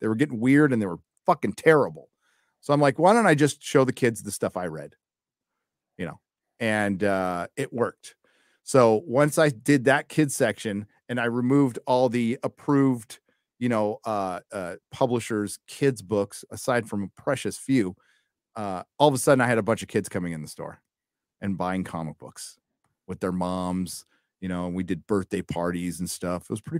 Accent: United States; I'm an American, motherfucker. Through and through.

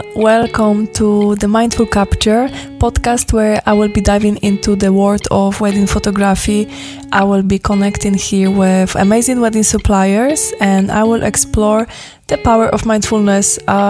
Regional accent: Poland; moved away as an adult; now in Falkirk, United Kingdom; I am your host, and I am a wedding photographer based in Falkirk. I'm originally from Poland, but I've been living in Scotland for 12 years now.

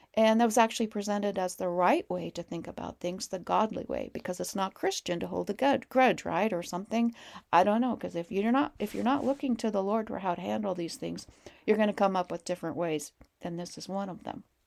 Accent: Montana, United States; we're from Montana

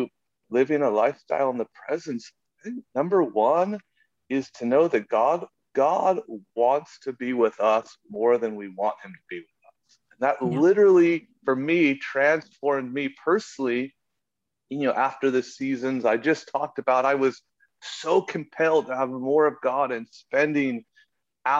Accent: United States; I grew up in America, like, there's churches everywhere

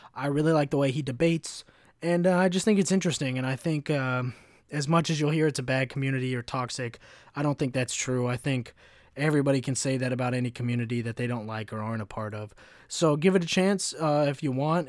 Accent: Kentucky, United States; moved away; also born or lived in Chicago; as a white kid growing up in Kentucky

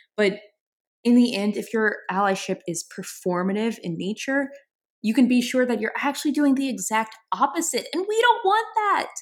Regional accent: New Orleans, Louisiana, United States; I'm from New Orleans. I'm from a very creative city. Have always had a creative kind of upbringing.

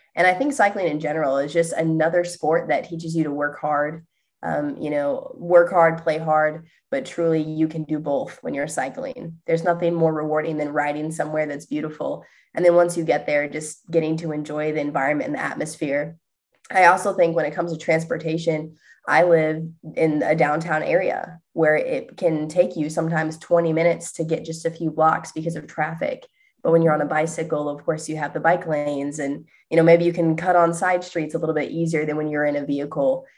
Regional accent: Indiana, United States; moved away; I was born and raised in Indiana

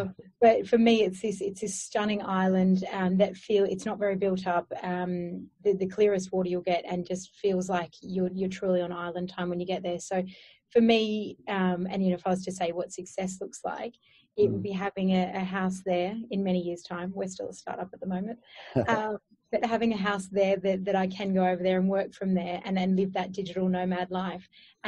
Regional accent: Brisbane, Queensland, Australia; moved away; also born or lived in Sydney; I'm originally from Brisbane and Queensland

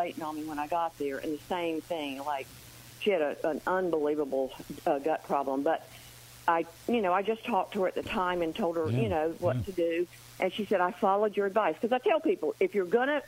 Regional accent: North Carolina, United States; I'm from North Carolina.

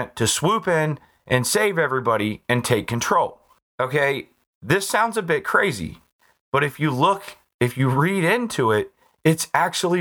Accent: United States; I'm an American

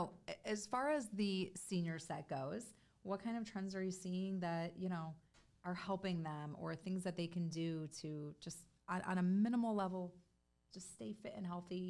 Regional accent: Chicago, Illinois, United States; moved away; which is why my parents moved down here. We are from Chicago originally.

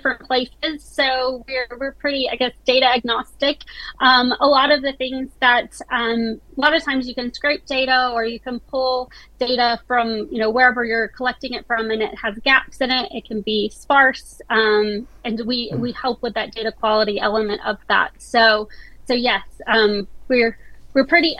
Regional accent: United States; accent: American; moved away as an adult; now in South Yorkshire, United Kingdom; my American family thinks I'm British now

